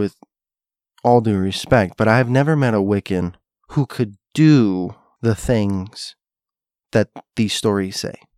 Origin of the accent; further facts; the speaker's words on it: South Florida, United States; also born or lived in Hialeah, Florida; I grew up in South Florida, as you know, and for a brief spell of my life, I lived in a place called Hialeah.